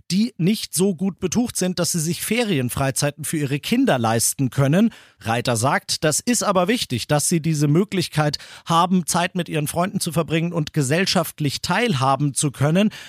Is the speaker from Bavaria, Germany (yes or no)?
yes; Bavaria, Germany; Ich bin über 21, ich bin aus Bayern, ich bin kommunikationsfreudig, ich mag Bier, aber ich bin leider keine Frau